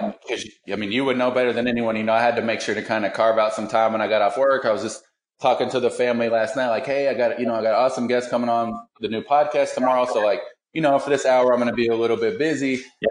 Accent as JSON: {"language": "English", "region": "Kentucky", "country": "United States", "tie": "born or raised there", "moved": "as an adult", "said": "I moved away from Kentucky for a long time, but I was born and raised here."}